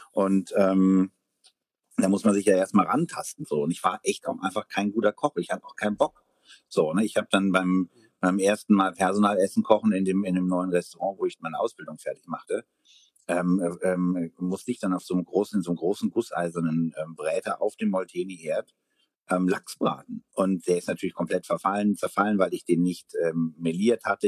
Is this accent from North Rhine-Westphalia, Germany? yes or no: no; Ahr Valley, Rhineland-Palatinate, Germany; now in Berlin, Germany; im Ahrtal, ähm, also meine Heimat